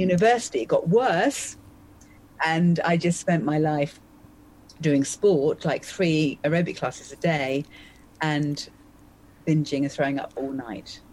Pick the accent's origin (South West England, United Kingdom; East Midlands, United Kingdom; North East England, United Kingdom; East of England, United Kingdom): East of England, United Kingdom; Essex; also born or lived in London; So I was born in London, and then I grew up in, in Essex